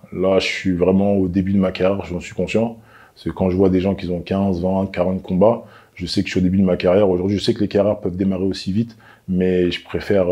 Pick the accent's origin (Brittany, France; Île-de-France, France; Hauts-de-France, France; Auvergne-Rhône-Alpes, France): Île-de-France, France; Clichy; je viens de Clichy, euh, en 92. Voilà, j'ai grandi à Clichy, je suis né à Clichy